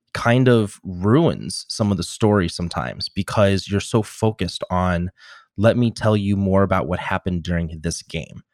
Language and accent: English; Normal, Illinois, United States; my hometown called the Normal Corn Belters.